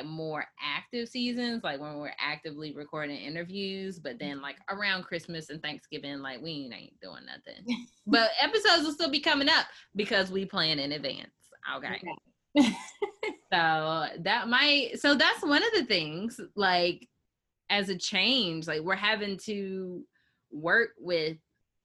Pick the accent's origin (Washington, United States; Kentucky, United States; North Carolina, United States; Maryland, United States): North Carolina, United States; Chapel Hill; I'm from Chapel Hill, North Carolina